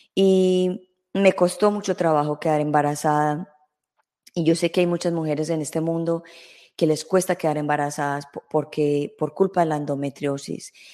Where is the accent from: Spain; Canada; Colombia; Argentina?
Colombia; en mi país, Colombia